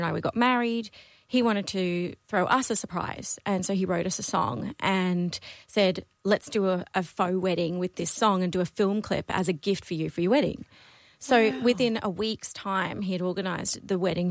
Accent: Brisbane, Queensland, Australia; first language Dutch; English is a second language; I grew up in Brisbane. I was born in Brisbane with Dutch heritage, so my parents are Dutch.

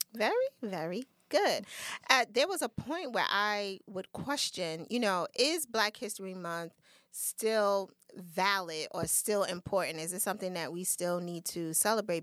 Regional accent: United States; we're American.

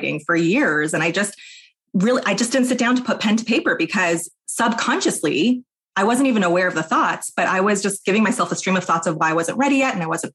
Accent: New York, United States; moved away as an adult; now in Portland, United States; I live in Portland, Oregon. I'm from New York originally

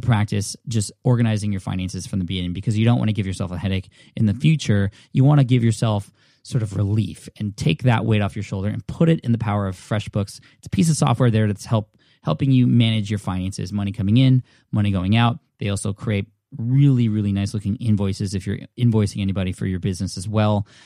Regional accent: California, United States; I'm from California

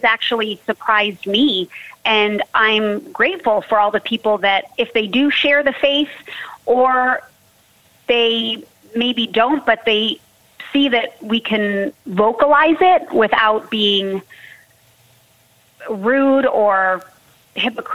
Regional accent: Southern California, United States; I'm born and raised in Southern California

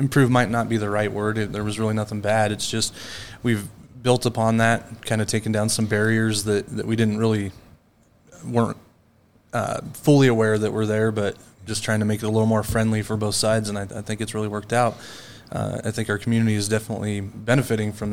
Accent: Glenns Ferry, Idaho, United States; moved away; Born and raised in Idaho

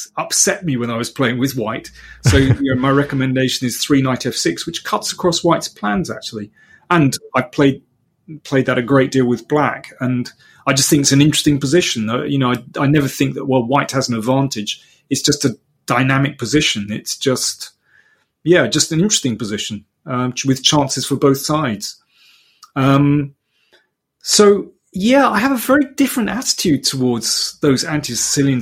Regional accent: London, United Kingdom; as we say in London.

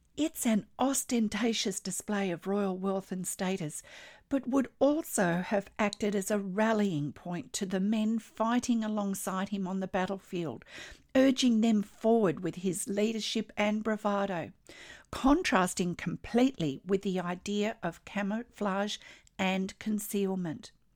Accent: Australia; I'm an Australian textile artist, teacher, judge, blogger, and stitch enthusiast

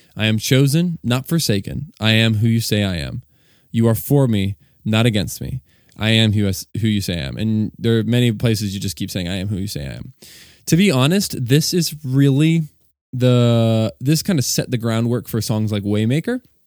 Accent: Virginia, United States; moved away as an adult; now in Delaware, United States; I was born and raised in Virginia, and now I reside and live in Delaware with my wife and our two kids.

